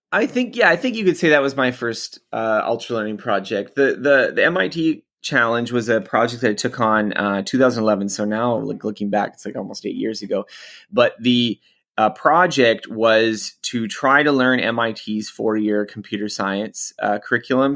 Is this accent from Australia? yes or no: no; Canada; I'm Canadian, so I'm not American